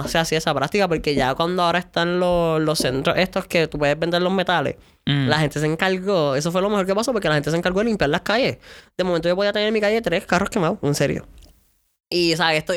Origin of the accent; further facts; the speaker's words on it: San Lorenzo, Puerto Rico; yo soy de San Lorenzo y mi área es súper rural.